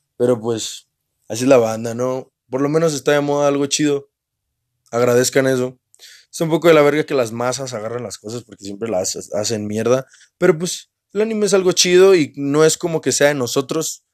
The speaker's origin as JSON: {"language": "Spanish", "region": "northern Mexico", "country": "Mexico", "said": "yo soy norteño"}